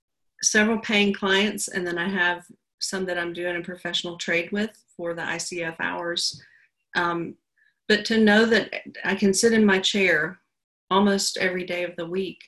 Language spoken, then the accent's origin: English; Georgia, United States; also born or lived in Alabama / Atlanta; I'm from the South. I was born in Alabama and my family moved to Georgia when I was 7 or 8, I think. I started fourth grade here. And I grew up in a pretty small town.